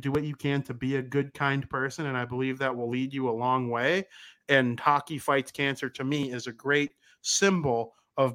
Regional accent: United States; I'm American. I'm proud to be American most of the time.

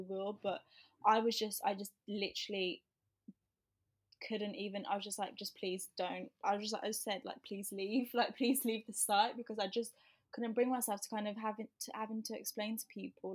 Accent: Birmingham, West Midlands, United Kingdom; moved away; I came from Birmingham

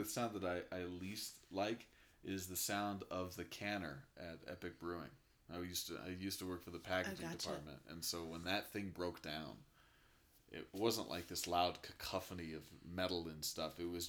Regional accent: Denver, Colorado, United States; also born or lived in Sacramento / Michigan; I was born in Denver, moved to Sacramento, California, from Michigan, did a lot of bouncing around as a young kid. Then we came back to Denver

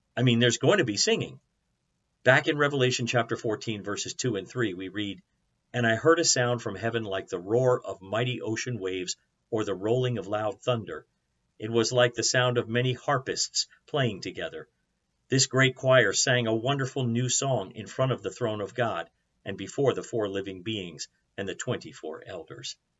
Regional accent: United States; American Christians

